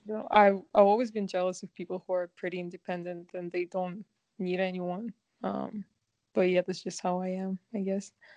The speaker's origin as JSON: {"language": "English", "country": "Kazakhstan", "moved": "yes", "lives_now": "Vancouver, Canada", "said": "I am from Kazakhstan and I currently live in Vancouver, Canada."}